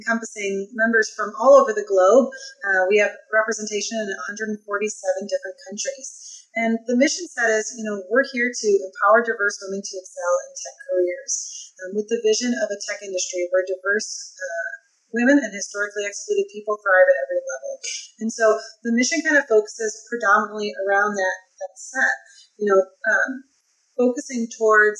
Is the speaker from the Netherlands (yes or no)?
no; Midwest, United States; now in Key West, United States; I'm currently located in Key West, Florida. It's not where I'm originally from. I'm a Midwest gal